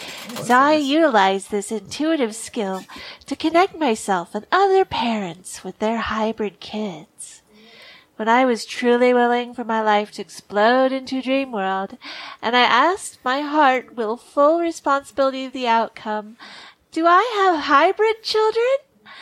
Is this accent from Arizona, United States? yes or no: yes; Sedona, Arizona, United States; I'm from Sedona, Arizona.